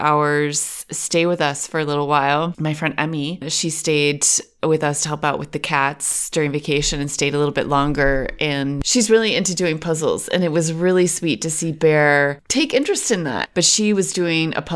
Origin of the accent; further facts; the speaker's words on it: Western New York, United States; moved away as an adult; also born or lived in Pakistan; now in Berlin, Germany; I am from Western New York. And I have been living in Berlin for about 7 years.